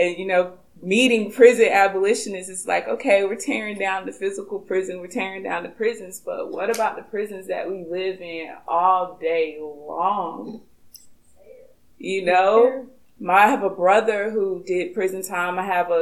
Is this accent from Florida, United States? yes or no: yes; Gainesville, Florida, United States; Growing up in Gainesville, Florida